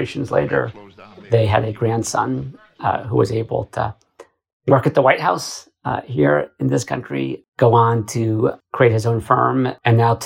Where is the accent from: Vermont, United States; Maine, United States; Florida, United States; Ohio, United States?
Maine, United States; moved away as an adult; growing up in Maine, which is where I spent a lot of my formative years.